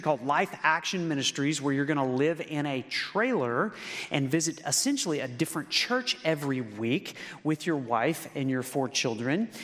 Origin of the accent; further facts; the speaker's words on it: Lawton, Oklahoma, United States; moved away as an adult; also born or lived in Memphis, Tennessee / Newport, Arkansas / Michigan; I grew up in Lawton, Oklahoma, and I met the Lord there